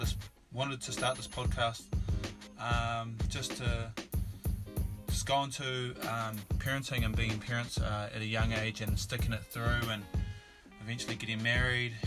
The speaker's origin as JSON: {"language": "English", "town": "Palmerston North", "region": "Manawatū-Whanganui", "country": "New Zealand", "tie": "born or raised there", "also_born_or_lived": "Hamilton, New Zealand", "moved": "as an adult", "lives_now": "Australia", "said": "I was born in Palmerston North and brought up there pretty much till I went to high school, about 14, and then moved to Hamilton"}